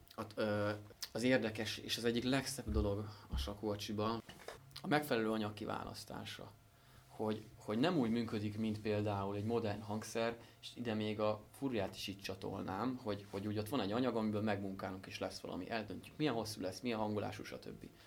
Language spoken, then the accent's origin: Hungarian; Szentendre, Pest, Hungary; Leányfalu és Szentendre határán, a csúcs alatt van egy kis völgy, ott nőttünk föl